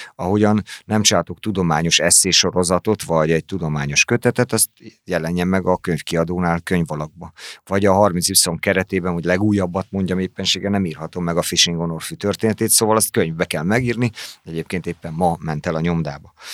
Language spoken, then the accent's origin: Hungarian; Hungary; moved away as an adult; now in Pécs, Hungary; én meg vidéki vagyok